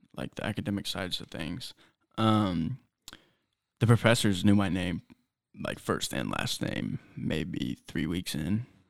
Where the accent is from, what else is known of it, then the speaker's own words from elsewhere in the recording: Terre Haute, Indiana, United States; growing up in Terre Haute